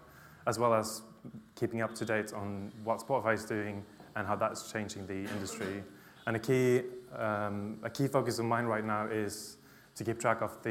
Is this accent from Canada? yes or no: no; Sweden; moved away as an adult; now in London, United Kingdom; I'm from Sweden, but I'm based in London. I've been in London for 4 years